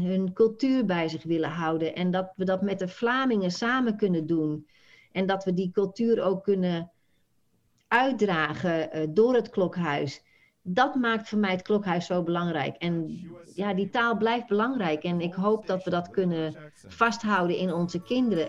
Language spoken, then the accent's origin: Dutch; Netherlands; moved away as an adult; now in United States; we wonen hier al 26 jaar. Jij, wij zijn Nederlander